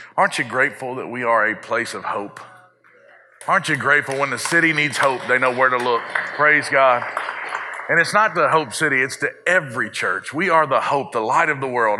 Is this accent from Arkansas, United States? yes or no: yes; South Arkansas, United States; I had the benefit of growing up in South Arkansas, which is mostly agricultural